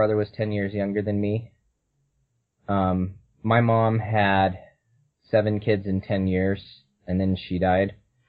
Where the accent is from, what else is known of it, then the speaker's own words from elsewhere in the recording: California, United States; born there; Well, I was born in California. My mom was a convert, and my dad's ancestors go back to the beginning of the church.